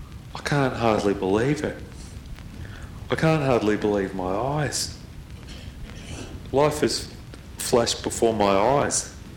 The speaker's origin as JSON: {"language": "English", "town": "Melbourne", "region": "Victoria", "country": "Australia", "tie": "born or raised there", "said": "because I grew up in Box Hill. I lived here from when I was very, very young. I was born here, really. That's the long and the short of it. I grew up here. I've been around Box Hill."}